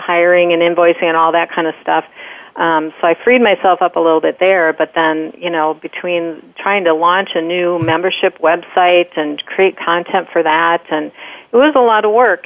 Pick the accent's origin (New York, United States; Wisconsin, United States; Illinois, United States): Wisconsin, United States; now in Minnesota, United States; We're from Wisconsin, and we now live in Minnesota.